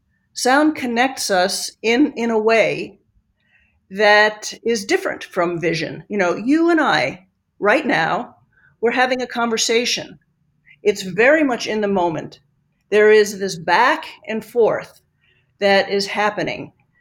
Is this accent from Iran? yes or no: no; Italy; also born or lived in New York, United States; You know, I grew up in Italy. I grew up in New York. I don't feel like I'm a New Yorker. I don't feel like I am an Italian.